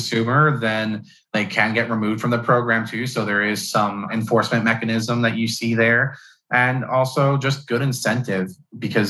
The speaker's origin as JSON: {"language": "English", "region": "New York", "country": "United States", "said": "I'm from New York"}